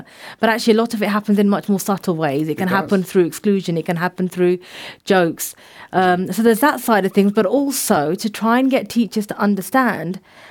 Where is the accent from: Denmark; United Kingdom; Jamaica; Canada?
United Kingdom; the Royal County, South East England; I was born in the Royal County